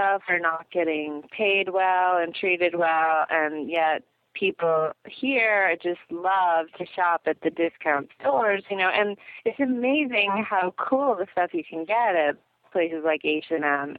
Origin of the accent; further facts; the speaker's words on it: Ohio, United States; moved away; I grew up in Ohio